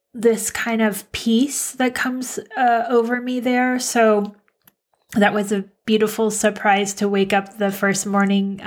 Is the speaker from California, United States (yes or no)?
yes; San Diego, California, United States; also born or lived in Minnesota / Colorado; 7, we moved to San Diego.